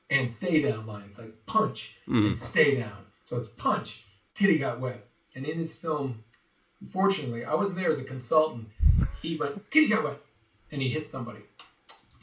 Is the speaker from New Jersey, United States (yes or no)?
no; Massachusetts, United States; also born or lived in Connecticut / Rhode Island; now in Los Angeles, United States; went to Massachusetts